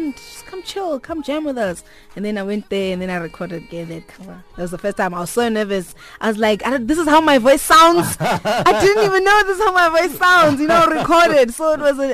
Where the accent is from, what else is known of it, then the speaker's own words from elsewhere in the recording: Mthatha, Eastern Cape, South Africa; I was born in Mthatha.